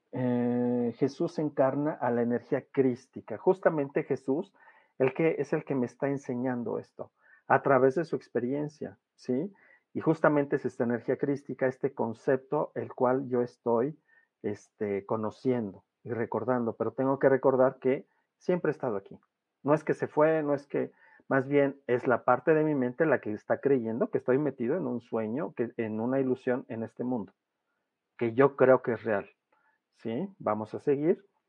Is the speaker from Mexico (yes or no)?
yes; Mexico; soy mexicano